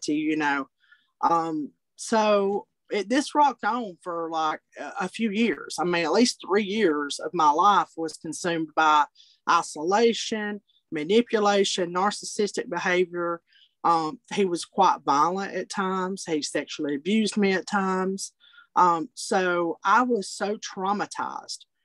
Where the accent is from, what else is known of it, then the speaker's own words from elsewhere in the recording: Altoona, Alabama, United States; I am from Alabama. I'm from a small community and a county called Blount County, Alabama. And I grew up actually in a little town called Altoona.